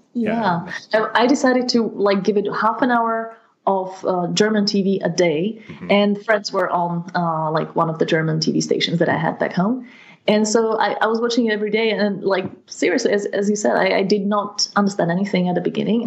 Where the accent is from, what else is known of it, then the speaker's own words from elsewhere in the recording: Partizánske, Trenčín Region, Slovakia; English is a second language; my hometown in Slovakia